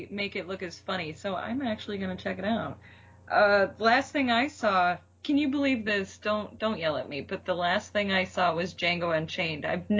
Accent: Cleveland, Ohio, United States; Well, I'm from Cleveland, so driving in snow

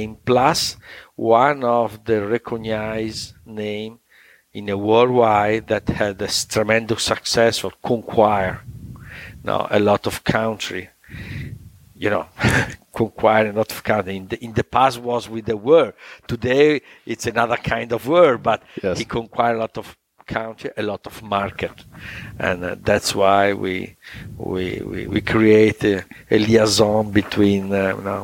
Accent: Italy; we are Italian

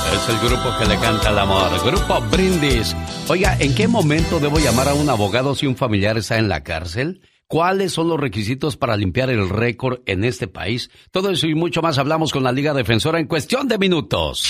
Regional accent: Tabasco, Mexico; also born or lived in Salinas, California / Fresno, California; now in California, United States; un día salí de Tabasco, pero Tabasco no nunca salió de mí

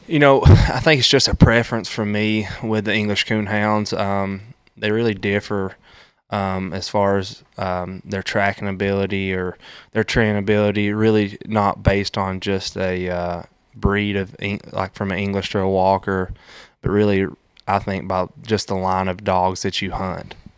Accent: Tennessee, United States; I grew up in Maude Eagle, Tennessee

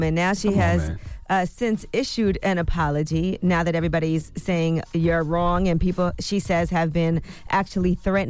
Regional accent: Brooklyn, New York, United States; Y'all know I'm from Flatbush in Brooklyn.

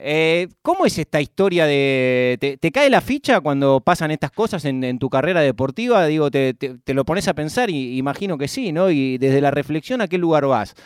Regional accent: Argentina; compartí mi infancia en el Club Bristol

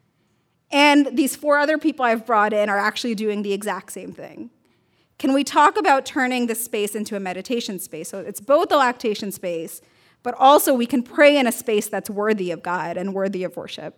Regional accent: New York City, New York, United States; I grew up in Brooklyn, New York, around a lot of really conservative Muslims

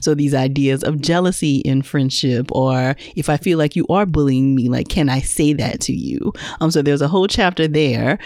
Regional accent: Louisiana, United States; now in Atlanta, United States; I'm in Atlanta, but I'm originally from Louisiana

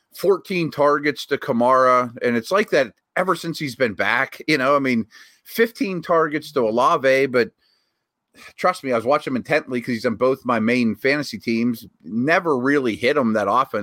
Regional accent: Pittsburgh, Pennsylvania, United States; here to my hometown

